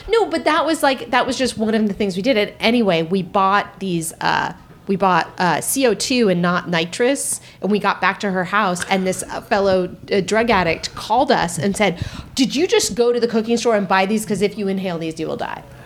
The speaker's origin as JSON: {"language": "English", "area": "Marin", "region": "California", "country": "United States", "tie": "born or raised there", "said": "I grew up in Marin"}